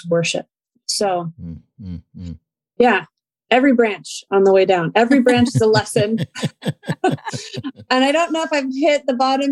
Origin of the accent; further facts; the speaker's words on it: Chicago, Illinois, United States; also born or lived in California; I grew up most of my time here in Chicagoland, but I was born in California